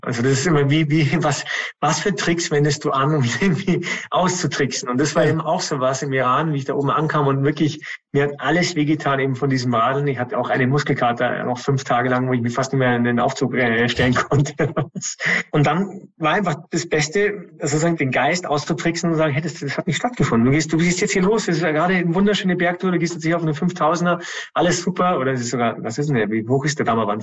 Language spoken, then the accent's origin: German; Germany